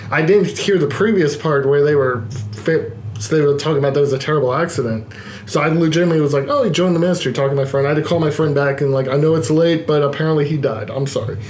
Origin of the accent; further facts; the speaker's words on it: Baltimore, Maryland, United States; I grew up in Baltimore